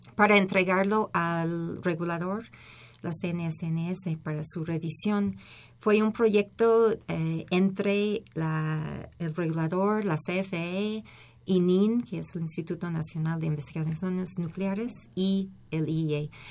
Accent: Berkeley, California, United States; moved away as an adult; also born or lived in Los Angeles, United States; now in Mexico; yo soy de Berkeley

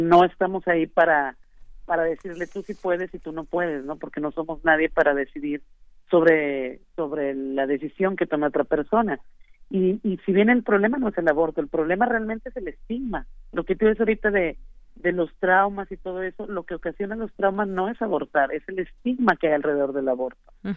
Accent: Nuevo León, Mexico; aquí en Nuevo León

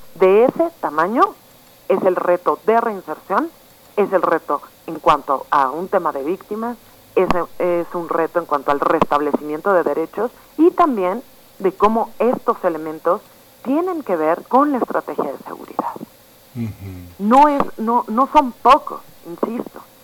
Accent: Mexico; como población mexicana

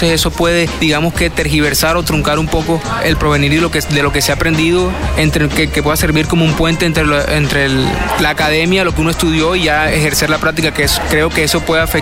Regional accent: Barranquilla, Atlántico, Colombia; estudio Comunicación Social y Periodismo en la Universidad del Norte, soy de Barranquilla.

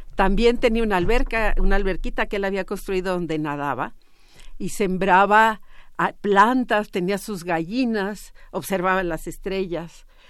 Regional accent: Mexico; una herencia que tenemos como pueblo mexicano

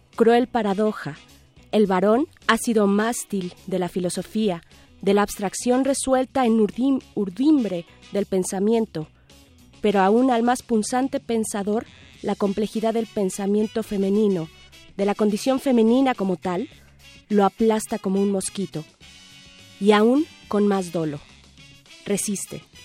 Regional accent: Mexico; el elote eh, nos representa como mexicanos

